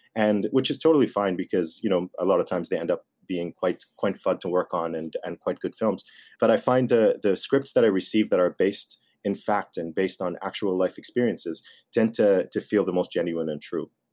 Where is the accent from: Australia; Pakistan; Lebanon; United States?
Lebanon; I grew up in Lebanon